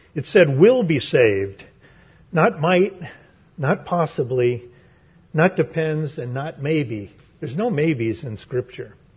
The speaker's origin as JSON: {"language": "English", "town": "San Francisco", "region": "California", "country": "United States", "tie": "born or raised there", "said": "growing up in San Francisco"}